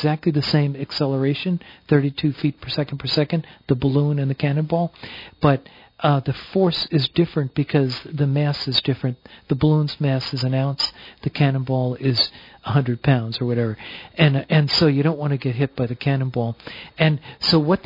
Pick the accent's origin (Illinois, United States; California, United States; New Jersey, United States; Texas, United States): New Jersey, United States; I'm proudly from New Jersey